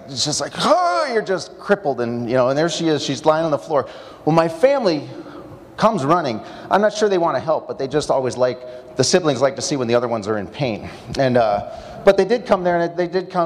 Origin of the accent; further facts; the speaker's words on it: Mount Prospect, Illinois, United States; now in Madison, United States; I spent my early years growing up in the Prospect Bike Shop, wondering how I could scale the Mount Prospect Water Tower. Went to Prospect High School